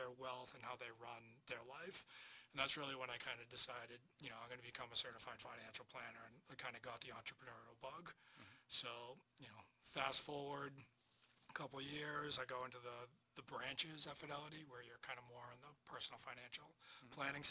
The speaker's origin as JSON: {"language": "English", "town": "Marshfield", "region": "Massachusetts", "country": "United States", "tie": "born or raised there", "also_born_or_lived": "Amherst, Massachusetts / Boston, Massachusetts", "said": "I grew up in Marshfield"}